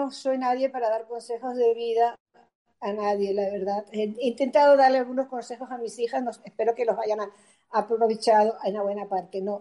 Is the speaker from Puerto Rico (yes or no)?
no; Spain; accent: Spanish; los chamos se iban a morir porque entre mi acento español, ¿entiendes?